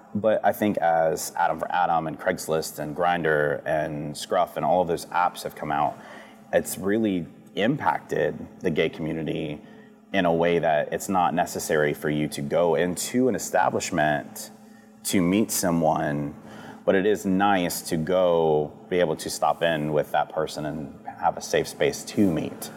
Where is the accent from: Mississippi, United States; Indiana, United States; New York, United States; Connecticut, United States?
Mississippi, United States; D'Iberville; also born or lived in Biloxi, Mississippi; I grew up in St. Martin before St. Martin was as big as it is now, and you know D'Iberville before D'Iberville's turned into what it is.